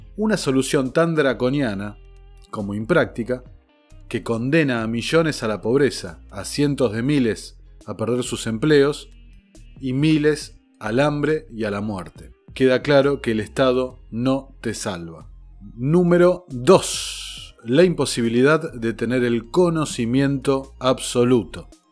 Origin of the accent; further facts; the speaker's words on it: Argentina; el nuestro